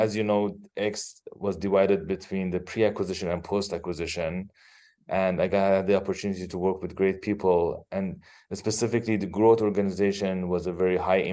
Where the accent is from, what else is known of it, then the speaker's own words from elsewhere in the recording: Iran; moved away as an adult; also born or lived in Los Angeles, United States; now in Bay Area, California, United States; originally, I am from Iran, where I did my bachelor's in electrical engineering. I live with my wife and two daughters here in Bay Area, California